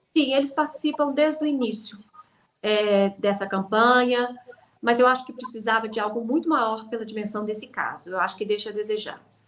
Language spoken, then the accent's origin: Portuguese; Brazil; now in United Kingdom; eu sou brasileira